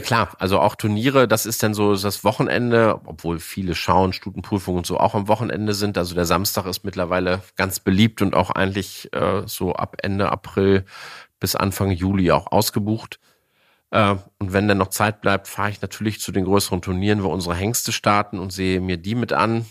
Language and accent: German; Hänigsen, Lower Saxony, Germany; Ich bin ja noch in Zeiten groß geworden, wo es die Deckstelle bei uns vor der Haustür Henigsen gab